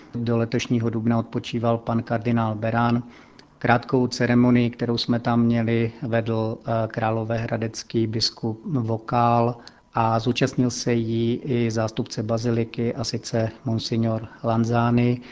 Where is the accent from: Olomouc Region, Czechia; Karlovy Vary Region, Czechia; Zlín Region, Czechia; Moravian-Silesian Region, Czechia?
Zlín Region, Czechia; Strání; now in Vatican City; v mé rodné obci Strání Květná